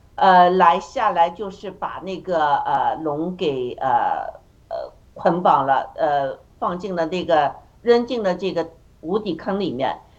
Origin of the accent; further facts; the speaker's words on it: China; 我们中国人